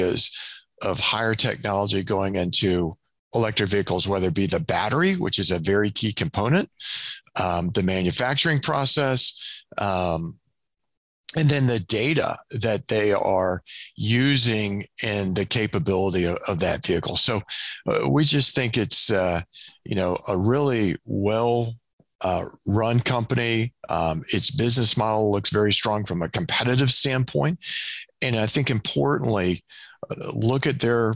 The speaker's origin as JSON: {"language": "English", "region": "Southeast", "country": "United States", "tie": "born or raised there", "moved": "yes", "lives_now": "Kansas City, United States", "said": "I grew up in the Southeast"}